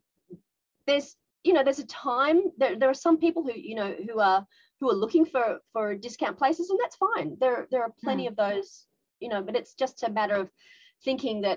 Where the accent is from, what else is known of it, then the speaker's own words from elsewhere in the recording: Australia; now in Tokyo, Japan; I'm an Australian woman living in Japan